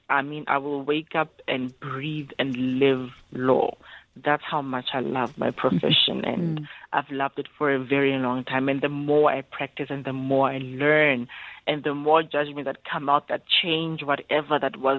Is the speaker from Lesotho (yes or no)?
yes; Lesotho; born there; So I was born in Lesotho.